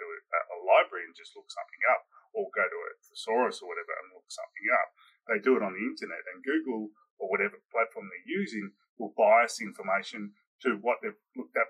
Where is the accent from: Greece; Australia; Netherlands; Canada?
Australia; I am Australian